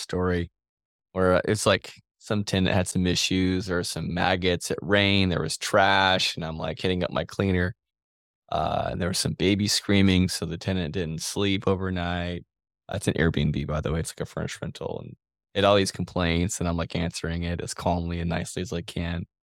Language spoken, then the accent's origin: English; Kansas, United States; I'm from Kansas